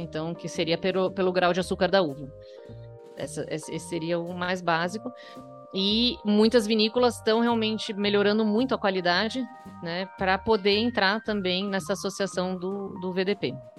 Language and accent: Portuguese; Brazil; moved away as an adult; also born or lived in Germany; Minha família é alemã, dos dois lados, eu já nasci aqui no Brasil. E eu resolvi fazer faculdade aqui e ir para a Alemanha trabalhar